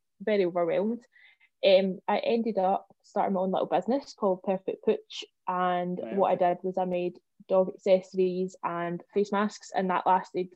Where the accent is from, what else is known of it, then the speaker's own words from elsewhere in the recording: Coylton, Scotland, United Kingdom; I come from Coyleton